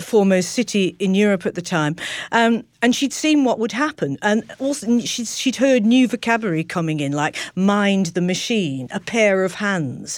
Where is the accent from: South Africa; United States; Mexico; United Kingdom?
United Kingdom; Manchester, North West England; I was born in Manchester